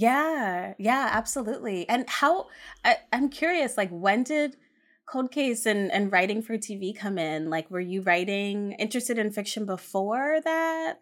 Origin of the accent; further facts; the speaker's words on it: Hamden, Connecticut, United States; I grew up in Hampton, Connecticut